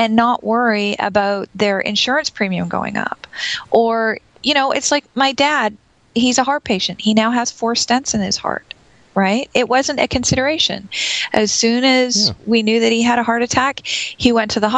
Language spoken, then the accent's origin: English; Canada; I'm Canadian